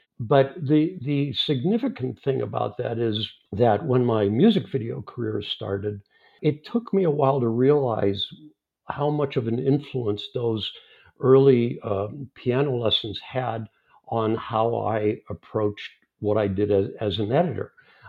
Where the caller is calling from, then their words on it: Los Angeles, California, United States; I'm in Los Angeles. It's early afternoon here